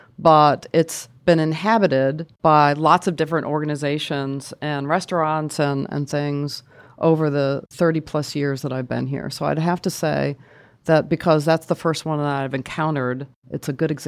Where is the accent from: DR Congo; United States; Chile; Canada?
United States; Boston, Massachusetts; moved away as an adult; So I moved to Maryland, which I considered a very southern state. I came from Boston and moved here for a job at Hopkins.